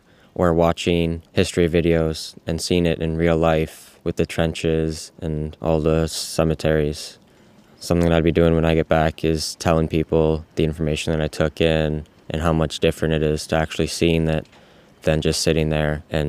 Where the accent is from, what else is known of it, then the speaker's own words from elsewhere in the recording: Cobourg, Ontario, Canada; I'm from Cobourg, Ontario, Canada.